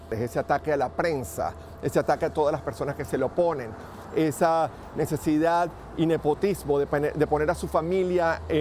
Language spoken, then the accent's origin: Spanish; Venezuela; moved away as an adult; now in Los Angeles, United States; yo soy de Venezuela, tengo más de 20 años viviendo acá en los Estados Unidos. California en particular, Los Ángeles